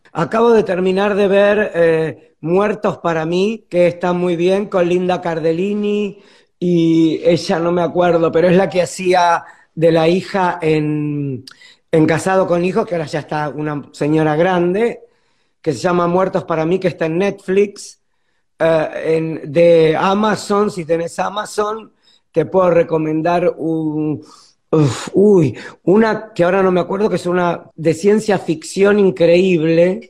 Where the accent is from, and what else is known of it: Buenos Aires, Argentina